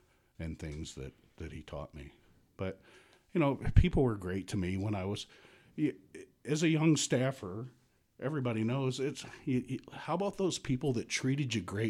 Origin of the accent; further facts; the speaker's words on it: Houston, Texas, United States; moved away as an adult; also born or lived in Oklahoma City, Oklahoma; now in Michigan, United States; I was born in Houston, Texas.